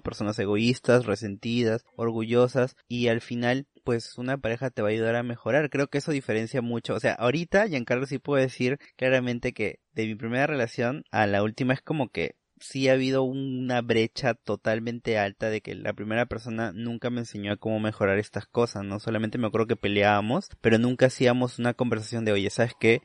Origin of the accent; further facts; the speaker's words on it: Peru; la ciudadanía como peruanos